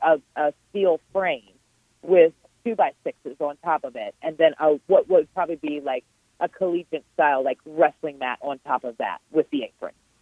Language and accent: English; Richmond, Virginia, United States; also born or lived in Mattaponi Indian Reservation, Virginia; it's here in my hometown. It's in my backyard